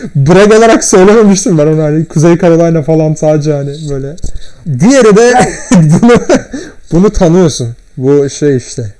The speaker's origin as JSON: {"language": "Turkish", "country": "Turkey", "said": "ben Türk'üm"}